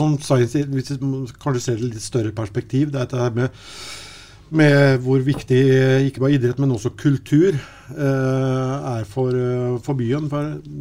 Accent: Sarpsborg, Østfold, Norway; vi kom fra Sarpsborg

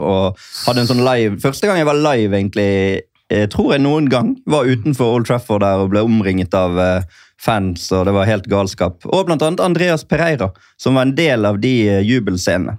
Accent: Norway; som nordmann

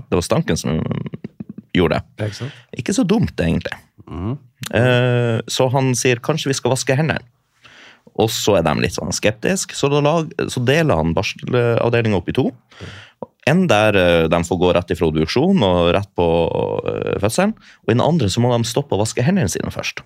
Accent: Storfjord, Troms, Norway; moved away as an adult; i Storfjord i Nord-Troms

